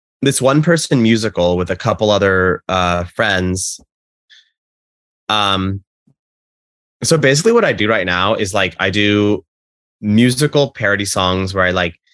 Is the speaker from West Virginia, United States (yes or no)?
no; Texas, United States; I'm from Texas originally.